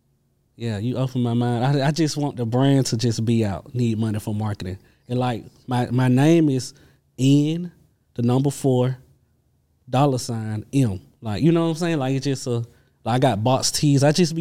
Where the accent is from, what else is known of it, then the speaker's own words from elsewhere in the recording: LaGrange, Georgia, United States; because I'm from LaGrange, Georgia.